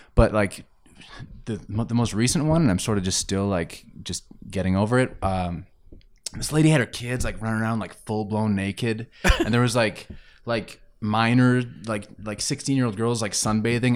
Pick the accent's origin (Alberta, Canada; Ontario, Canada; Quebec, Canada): Alberta, Canada; Grande Prairie; moved away as an adult; also born or lived in Estevan, Saskatchewan; now in Calgary, Canada; I was born in Saskatchewan. uh, in a town called Estevan, which I've never really been to. Like, I don't really know what it looks like. I just lived there as an infant. Uh, and then I moved to Grand Prairie, and I was there until I was about twenty, twenty-one years old